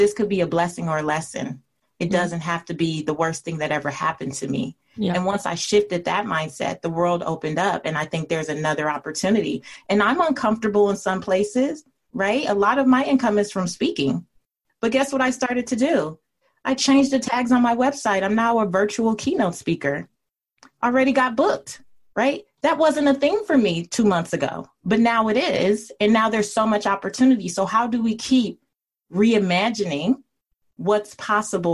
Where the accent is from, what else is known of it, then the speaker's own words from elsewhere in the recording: Los Angeles, California, United States; I grew up in an area called Leimert Park in South Central Los Angeles.